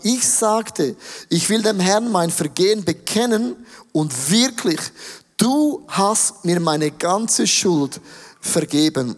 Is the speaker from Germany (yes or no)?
no; Switzerland; Ich bin aufgewachsen im Rital